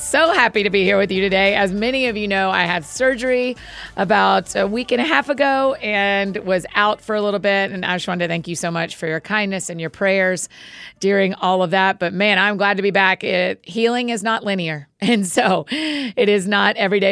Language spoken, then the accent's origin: English; the South, United States; I'm from the South.